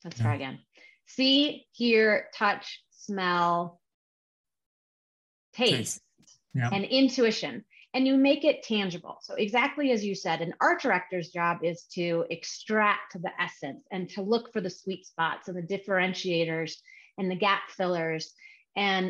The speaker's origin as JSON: {"language": "English", "town": "Chicago", "region": "Illinois", "country": "United States", "tie": "born or raised there", "also_born_or_lived": "California", "moved": "as an adult", "said": "I was born and raised in Chicago"}